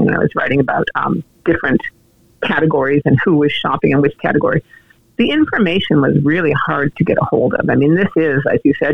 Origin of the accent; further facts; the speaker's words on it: Montreal, Quebec, Canada; I was born in Montreal, and I lived in Montreal for a lot of my young life